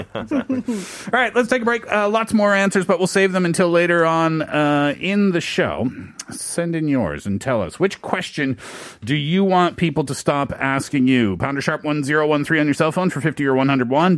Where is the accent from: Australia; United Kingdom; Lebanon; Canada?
Canada; I'm Canadian